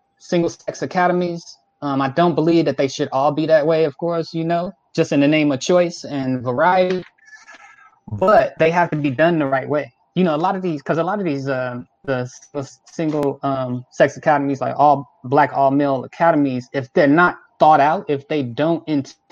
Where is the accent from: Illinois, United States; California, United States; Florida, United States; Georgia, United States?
Illinois, United States; Chicago; I grew up in Chicago on the south side of Chicago in what's known as Bronzeville.